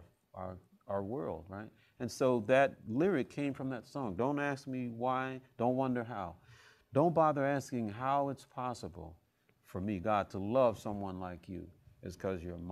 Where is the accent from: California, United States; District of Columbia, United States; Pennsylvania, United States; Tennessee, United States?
Tennessee, United States; Memphis; moved away as an adult; also born or lived in Houston; I'm from Memphis